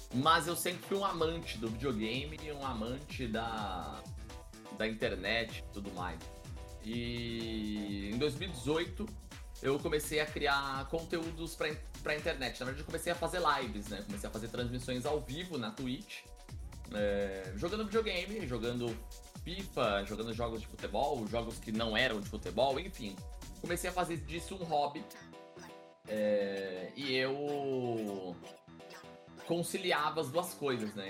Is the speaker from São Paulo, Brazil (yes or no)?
yes; Guarulhos, São Paulo, Brazil; sou natural de Guarulhos, na né, Grande São Paulo, nascido, criado e ainda resido em Guarulhos